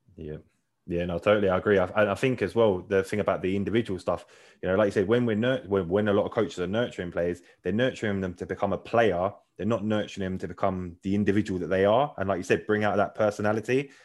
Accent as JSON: {"language": "English", "region": "London", "country": "United Kingdom", "tie": "born or raised there", "said": "I grew up in South London as well"}